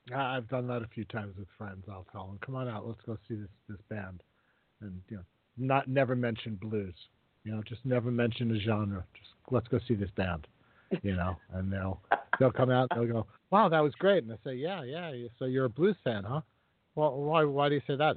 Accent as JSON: {"language": "English", "region": "Mississippi", "country": "United States", "tie": "born or raised there", "said": "my home state of Mississippi"}